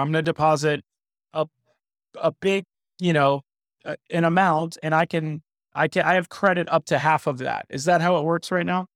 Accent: South Florida, United States; I grew up in South Florida.

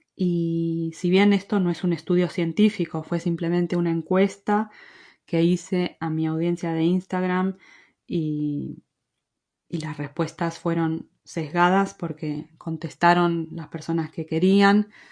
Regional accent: Argentina; accent: Argentine; moved away as an adult; also born or lived in Madrid, Spain; now in Galicia, Spain; Nací en Argentina, como se habrán dado cuenta por mi acento, y con mi esposo llevamos casi 19 años viviendo en España

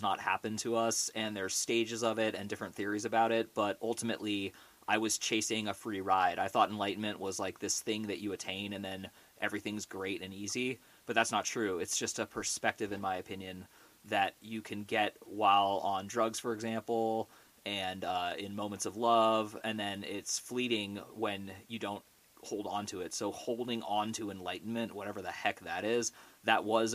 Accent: Orinda, California, United States; I grew up in the San Francisco Bay Area in a town called Orinda, which is right next to Berkeley

